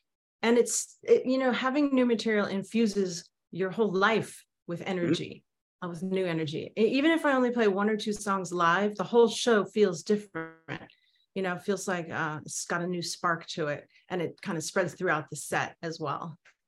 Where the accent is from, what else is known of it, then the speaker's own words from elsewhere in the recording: Manhattan, New York, United States; Well, if you can count living there till I was a year and a half, I grew up in Manhattan. I was born in Manhattan.